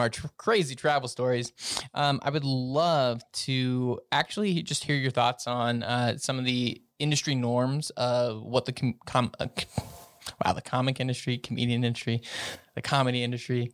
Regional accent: Colorado, United States; I'm from Colorado

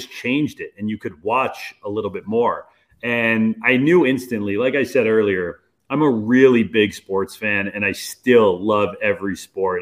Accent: Los Angeles, California, United States; moved away as an adult; now in Dallas, United States; I grew up in Los Angeles

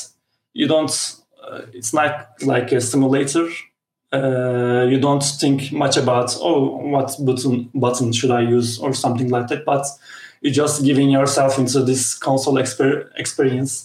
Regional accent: Turkey; I'm a guy from Turkey

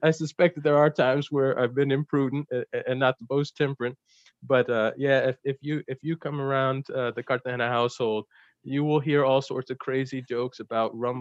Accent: New Jersey, United States; also born or lived in South Carolina / Philadelphia; especially in New Jersey, where I spent most of my childhood. I was born in South Carolina. We moved and lived in Philly for a little bit, but then we more or less settled in New Jersey

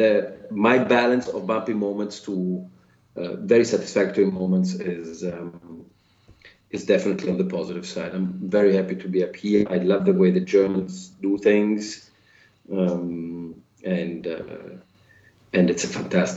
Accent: Florence, Tuscany, Italy; moved away; I am from Florence. So after 26 years of being away

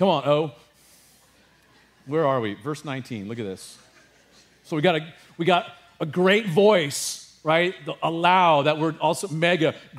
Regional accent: California, United States; I grew up in California

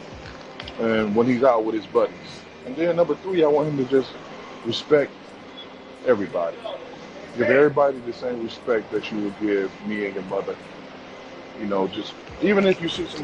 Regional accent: Detroit, Michigan, United States; I'm from Detroit. I'm from the D, straight out of Detroit City

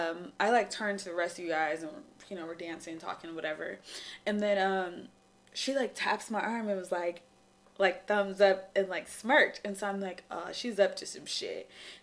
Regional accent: Lemon Grove, California, United States; I'm from Lemon Grove.

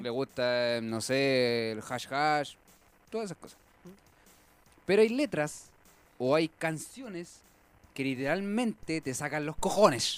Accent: Chile; como buen chileno

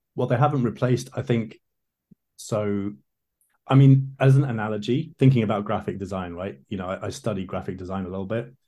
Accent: London, United Kingdom; I grew up in London

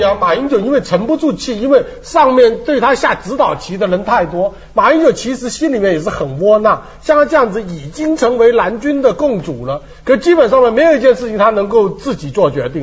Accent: Taiwan; moved away as an adult; now in Los Angeles, United States; 我们从小在台湾所学习到的中华文化，甚至比大陆内地所学的还多

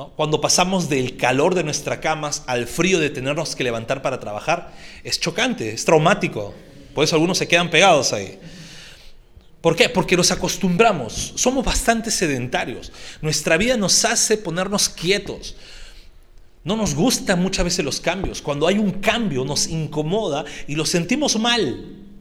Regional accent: Peru; estamos en nuestro mes de libertad como peruanos

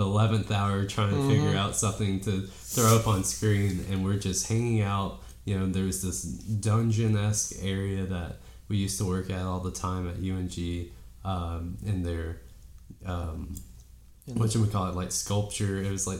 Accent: Dade County, Georgia, United States; moved away as an adult; also born or lived in Dahlonega, Georgia; I'm from Dade County, Georgia, which most people, if they don't know, is right below Chattanooga, Tennessee, where the northwest corner of the state. I came to college here in Dahlonega

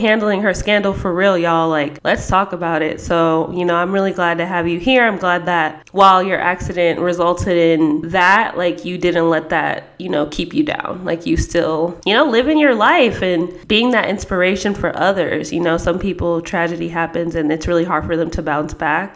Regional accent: Las Vegas, Nevada, United States; moved away as an adult; also born or lived in San Diego, California; I was like super over Vegas when I was in high school. And then when I moved to San Diego

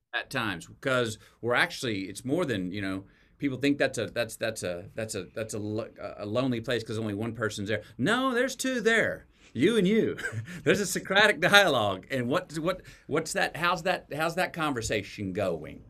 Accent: Texas, United States; as a Texan

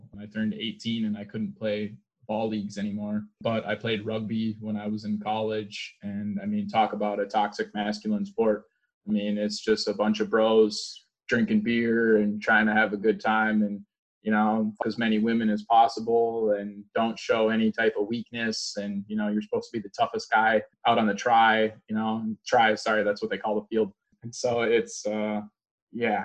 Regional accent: just outside the Twin Cities, Minnesota, United States; moved away as an adult; also born or lived in Arkansas; now in Georgia, United States; I grew up in Minnesota, just right outside of the Twin Cities

